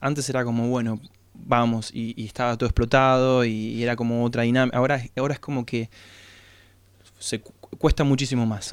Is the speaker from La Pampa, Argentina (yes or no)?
yes; La Pampa, Argentina; moved away as an adult; now in La Plata, Argentina; Nosotros somos de La Pampa y vinimos a estudiar acá